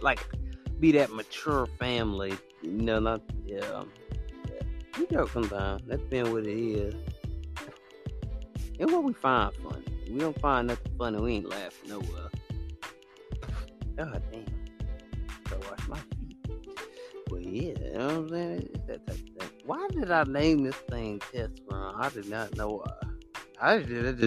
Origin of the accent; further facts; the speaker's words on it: Alabama, United States; I'm from a little state called Alabama